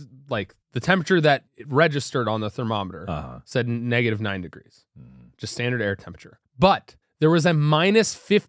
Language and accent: English; Ohio, United States; moved away; I'm from Ohio. It's colder there.